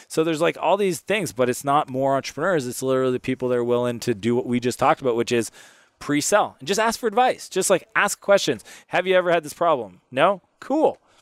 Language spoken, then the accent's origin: English; Canada; I'm Canadian